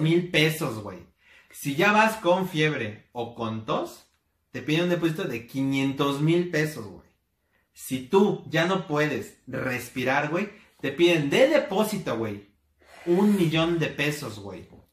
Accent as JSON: {"language": "Spanish", "country": "Mexico"}